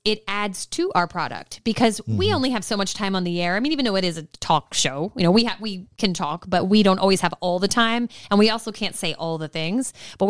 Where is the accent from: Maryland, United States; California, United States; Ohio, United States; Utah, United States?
Maryland, United States; also born or lived in South Florida; now in Kansas City, United States; I grew up in Maryland.